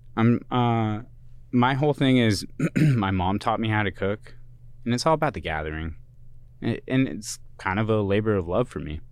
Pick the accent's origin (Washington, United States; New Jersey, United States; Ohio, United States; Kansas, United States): Washington, United States; Kent; moved away as an adult; also born or lived in Boston, Massachusetts / Colorado / California; I am originally from the P N